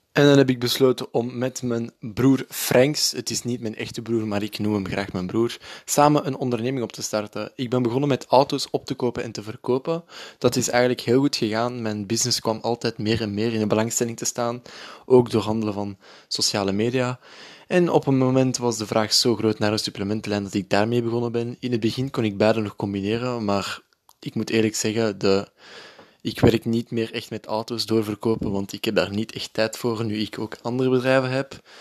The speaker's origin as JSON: {"language": "Dutch", "town": "Breda", "region": "North Brabant", "country": "Netherlands", "tie": "born or raised there", "said": "ik ben geboren in Breda"}